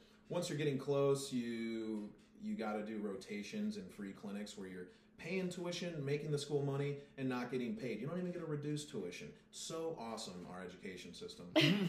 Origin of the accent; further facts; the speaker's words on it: Cleveland, Ohio, United States; because I'm from very low working class Cleveland.